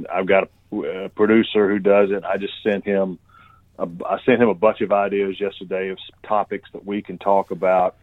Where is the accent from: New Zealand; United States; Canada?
United States; Union Point, Georgia; I grew up in a little town called Union Point in Georgia, about 1,500 people